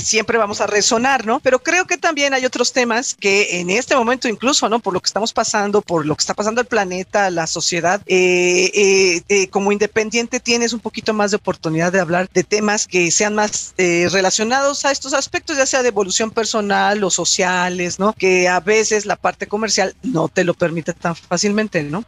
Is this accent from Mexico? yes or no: yes; Mexico; soy cantautora mexicana independiente.